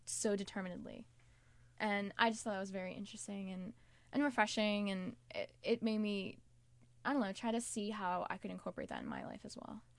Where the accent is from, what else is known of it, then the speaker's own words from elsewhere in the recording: Silver Spring, Maryland, United States; I'm from right outside D C in Maryland, um, Silver Spring, Maryland